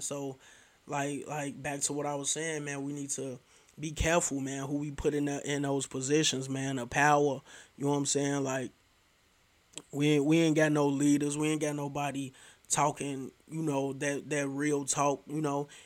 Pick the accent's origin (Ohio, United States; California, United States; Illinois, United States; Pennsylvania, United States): Illinois, United States; Chicago; I'm from Chicago